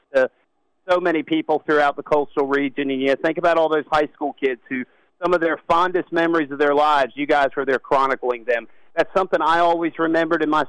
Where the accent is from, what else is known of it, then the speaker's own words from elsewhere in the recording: Douglasville, Georgia, United States; also born or lived in Brunswick, Georgia; my hometown paper in Douglasville, Georgia